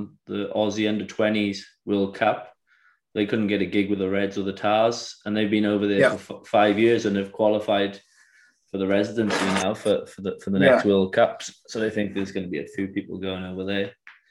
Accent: Wales, United Kingdom; I'm Welsh.

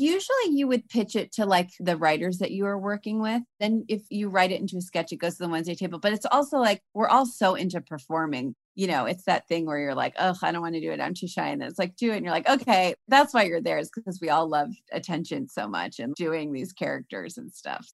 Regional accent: Cleveland, Ohio, United States; moved away; also born or lived in Chicago; I'm from Cleveland originally, but I was coming from Chicago

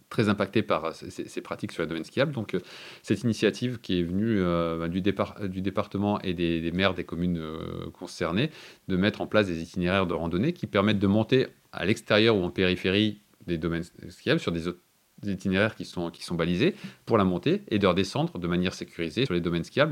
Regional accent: Lorraine, Grand Est, France; moved away as an adult; also born or lived in Isère / Vercors; now in Lans-en-Vercors, France; je suis originaire de Lorraine

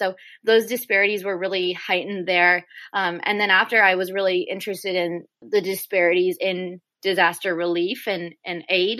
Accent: Houston, Texas, United States; I'm from Houston

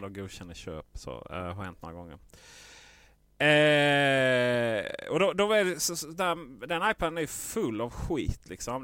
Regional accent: Skåne, Sweden

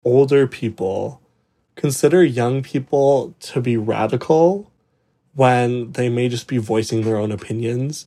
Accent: Calgary, Alberta, Canada; moved away as an adult; also born or lived in Ontario; from Calgary, Alberta, but I go to university in Ontario

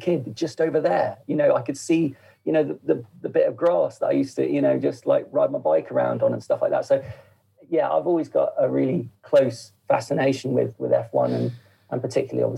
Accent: Woking, South East England, United Kingdom; we're from Woking, you know, originally my family's from Woking

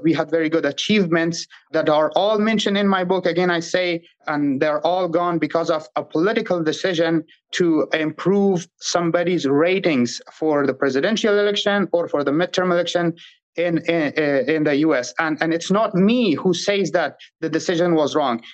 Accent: Afghanistan; first language Pashto; English is a second language; moved away as an adult; Pashto is my native language, and I studied and grew up in a Dari-speaking environment

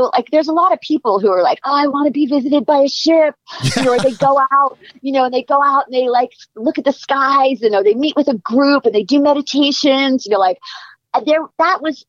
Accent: New York, United States; moved away as an adult; also born or lived in Boston / Los Angeles; I'm from New York. I went to college in Boston.

